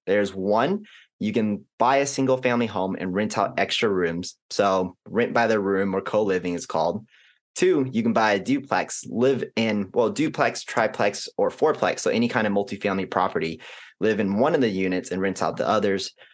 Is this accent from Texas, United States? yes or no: yes; Arlington, Texas, United States; also born or lived in Kansas / Houston; I was born in Kansas, don't remember anything about it. And then majority of our family's life has been in and around Texas from Houston and most notably Arlington for the past, you know, fifteen years or so